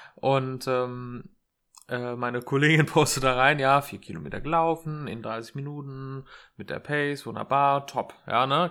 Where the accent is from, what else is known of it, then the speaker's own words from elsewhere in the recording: Erlensee, Hesse, Germany; moved away; in meiner Heimat in Erlensee